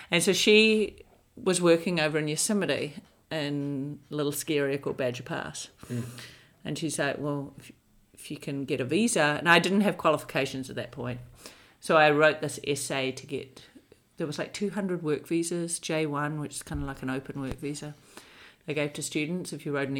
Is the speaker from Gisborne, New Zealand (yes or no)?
no; Hamilton, Waikato, New Zealand; moved away as an adult; also born or lived in Dunedin, New Zealand / Wellington, New Zealand; now in United States; I was raised in Hamilton